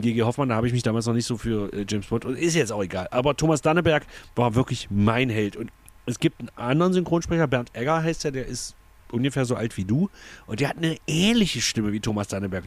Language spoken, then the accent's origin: German; East Germany, Germany; also born or lived in Saxony-Anhalt; war elf, als die Wende war, aber ich würde mich wirklich als Ossi